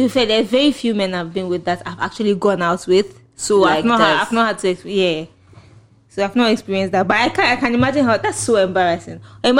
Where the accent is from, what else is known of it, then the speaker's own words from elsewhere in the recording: Ghana; accent: Ghanaian; my Ghanaian accent